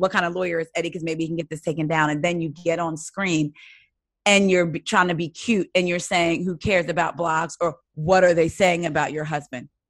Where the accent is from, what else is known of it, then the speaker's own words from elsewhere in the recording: New Jersey, United States; now in Maryland, United States; I'm from New Jersey